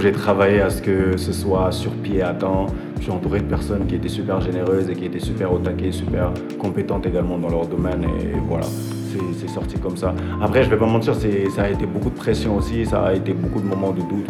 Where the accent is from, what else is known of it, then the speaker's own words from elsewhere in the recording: Benin; also born or lived in Senegal; je suis béninois, genre, euh, j'ai une grosse influence sénégalaise aussi